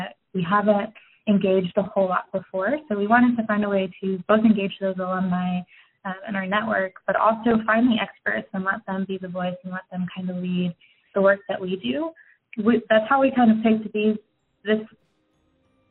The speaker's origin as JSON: {"language": "English", "town": "Richmond", "region": "Virginia", "country": "United States", "tie": "born or raised there", "also_born_or_lived": "Montpelier, Virginia", "moved": "as an adult", "lives_now": "Golden, United States", "said": "I grew up in Richmond, Virginia, and actually spent my adolescent years about 40 minutes west of that in Montpelier, Virginia"}